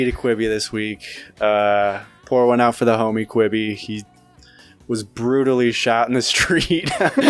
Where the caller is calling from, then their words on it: Goshen, Indiana, United States; Well, I'm recording from Goshen, Indiana.